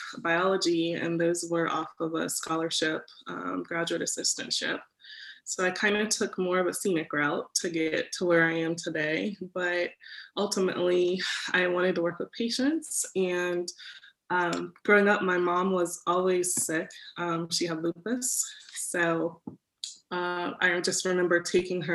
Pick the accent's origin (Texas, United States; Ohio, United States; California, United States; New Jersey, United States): Ohio, United States; Dayton; I grew up in Dayton, and I come from a pretty large family